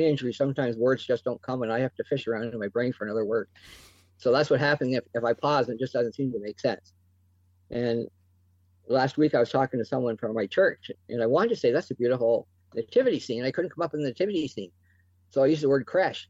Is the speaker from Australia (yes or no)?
no; Chatham, Ontario, Canada; my hometown here in Chatham